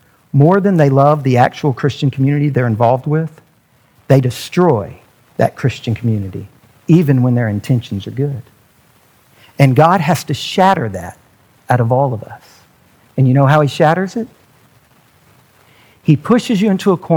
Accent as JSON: {"language": "English", "country": "United States", "said": "being an American"}